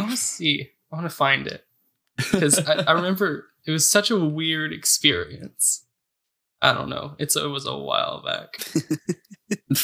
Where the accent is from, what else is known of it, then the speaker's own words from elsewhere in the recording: Florida, United States; I'm from Florida